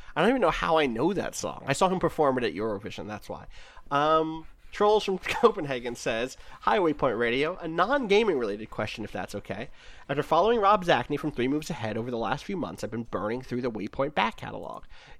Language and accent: English; New Jersey, United States; also born or lived in Wilkes-Barre, Pennsylvania; So I'm from there, but I was raised in South Jersey. But I don't have there are a lot of South Jersey accent things that I don't have.